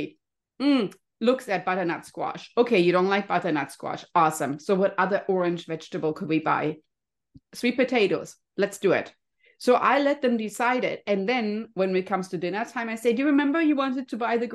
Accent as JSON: {"language": "English", "country": "Germany", "tie": "born or raised there", "moved": "yes", "lives_now": "California, United States", "said": "I grew up in Germany, you can hear my cute little accent"}